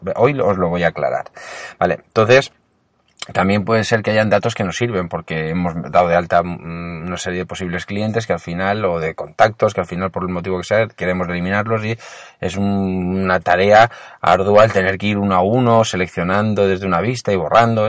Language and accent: Spanish; Alicante, Valencian Community, Spain; yo soy de Alicante